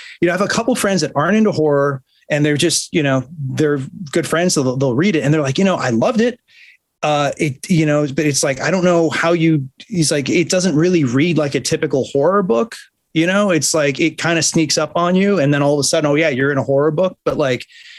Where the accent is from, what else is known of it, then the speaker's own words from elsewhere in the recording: Buffalo, New York, United States; moved away; I grew up in Buffalo